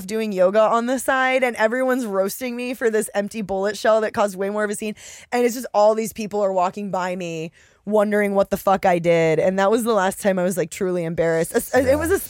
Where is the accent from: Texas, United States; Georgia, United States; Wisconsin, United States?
Texas, United States; And I had to tell them like 3 or 4 times I'm from Texas and I'm stupid.